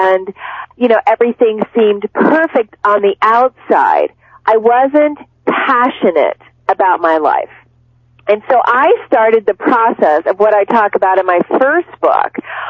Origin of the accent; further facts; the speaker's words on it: Cincinnati, Ohio, United States; when I was growing up, I'm from Cincinnati, Ohio.